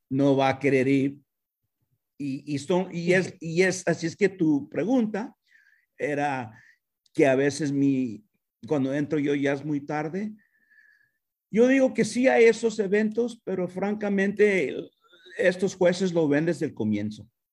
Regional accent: United States; also born or lived in Mexico; mis experiencias como mexicoamericano, con padres latinos que no hablaban inglés

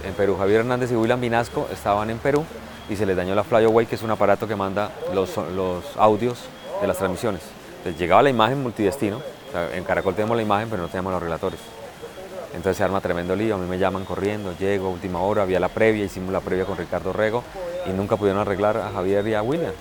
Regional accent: Bucaramanga, Santander, Colombia; moved away as an adult; also born or lived in Calamar, Bolívar / Bogotá; Viví muy poquito en Calamar y después me fui a vivir a Bucaramanga donde hice colegio y, colegio

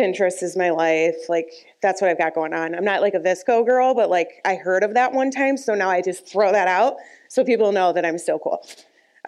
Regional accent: Chesterland, Ohio, United States; I grew up in Chesterland.

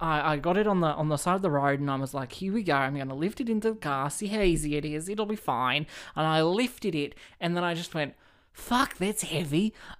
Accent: Cardiff, Wales, United Kingdom; So like, I'm from Cardiff.

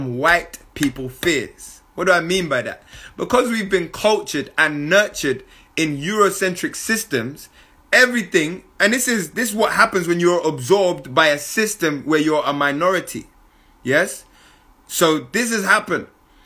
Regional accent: London, United Kingdom; I came from London

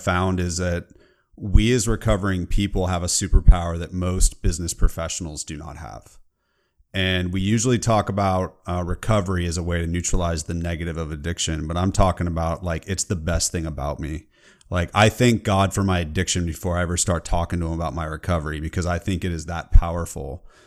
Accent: California, United States; I'm from California

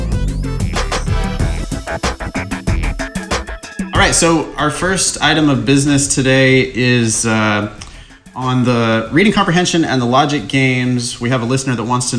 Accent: Ripon, California, United States; moved away; I'm at my mom and dad's house, my hometown.

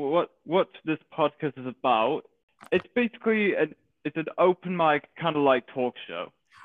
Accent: Manchester, North West England, United Kingdom; I'm British. I'm from Manchester.

